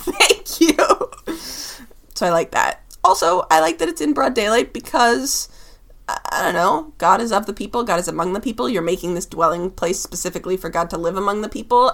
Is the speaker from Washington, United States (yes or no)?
yes; Seattle, Washington, United States; also born or lived in California; I lived in Seattle from the time I was nine until the time I was 17. I basically consider it my hometown